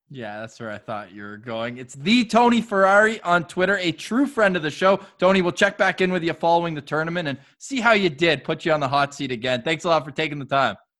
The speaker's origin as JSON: {"language": "English", "country": "Canada", "said": "maybe being Canadian helps"}